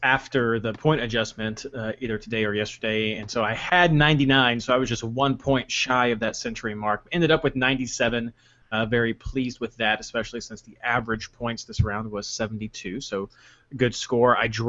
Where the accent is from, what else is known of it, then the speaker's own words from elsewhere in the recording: Kentucky, United States; I'm from Kentucky.